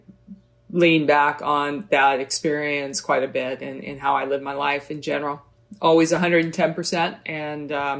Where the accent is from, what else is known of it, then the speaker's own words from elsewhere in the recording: Oakland, California, United States; I grew up in Oakland